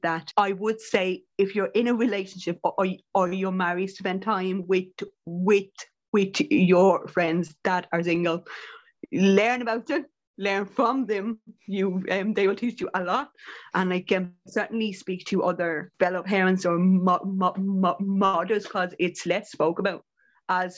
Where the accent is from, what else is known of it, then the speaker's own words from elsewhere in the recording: Ireland; as Irish women and Irish people